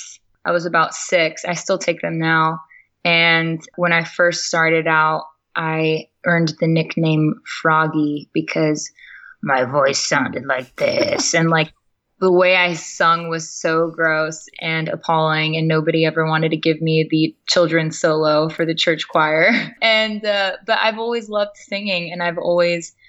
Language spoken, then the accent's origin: English; Chino, California, United States; I was born and raised in Southern California in a city called Chino